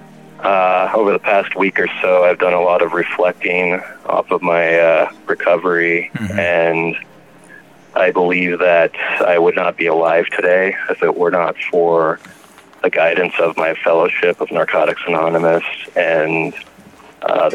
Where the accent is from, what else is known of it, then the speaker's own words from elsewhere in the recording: Lakewood, Colorado, United States; I am from Lakewood, Colorado, which is a little suburb of Denver